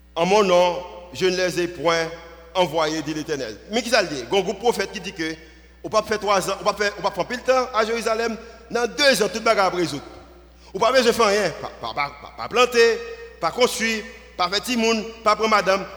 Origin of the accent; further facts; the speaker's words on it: Haiti; nous venons d'Haïti